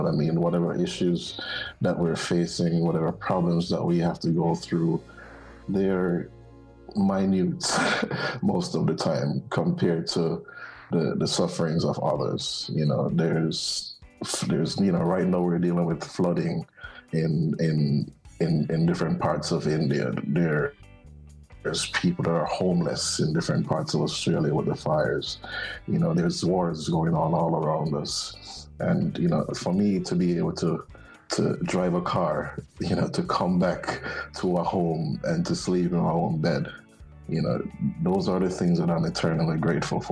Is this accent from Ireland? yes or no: no; Jamaica; moved away; We're from Jamaica